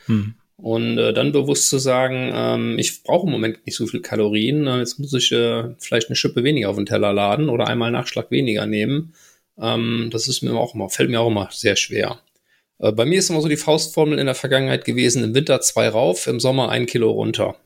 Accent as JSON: {"language": "German", "area": "Bergisches Land, near Gummersbach", "region": "North Rhine-Westphalia", "country": "Germany", "tie": "born or raised there", "moved": "yes", "lives_now": "Ruhr area, Germany", "said": "ich komme gebürtig aus dem Bergischen Richtung äh, Gummersbach, die Ecke"}